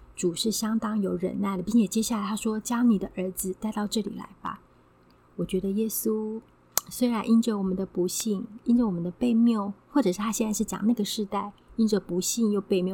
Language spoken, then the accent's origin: Chinese; Taiwan; 在我们台湾这边是比较南边，我们台湾的立秋天气上面还是蛮炎热